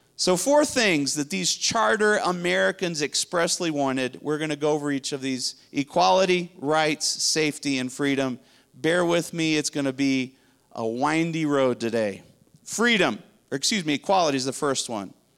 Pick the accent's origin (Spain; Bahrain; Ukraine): Spain; now in Dallas, United States; I grew up in Spain